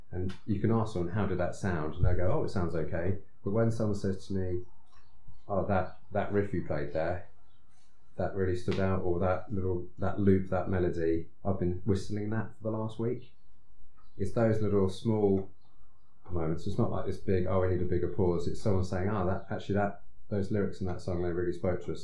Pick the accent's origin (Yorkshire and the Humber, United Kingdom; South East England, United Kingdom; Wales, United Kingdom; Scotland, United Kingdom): South East England, United Kingdom; Eastbourne; I was brought up in Eastbourne, which is a slightly slower pace.